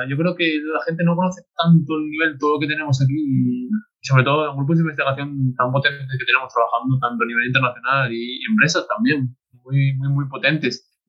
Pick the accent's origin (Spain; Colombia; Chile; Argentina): Spain; Gijón, Asturias; De Gijón.